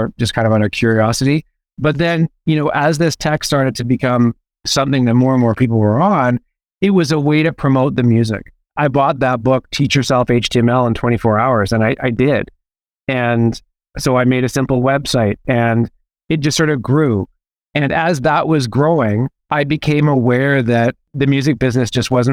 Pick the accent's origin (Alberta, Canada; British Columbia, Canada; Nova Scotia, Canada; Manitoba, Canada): British Columbia, Canada; Vancouver; also born or lived in Hamilton, Ontario; Well, I was born in Hamilton, and then my mom and I moved to Vancouver when I was three. So I claim Vancouver.